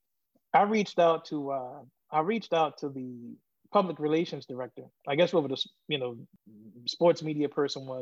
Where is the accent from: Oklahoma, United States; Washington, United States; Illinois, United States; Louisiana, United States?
Louisiana, United States; New Orleans; I'm from New Orleans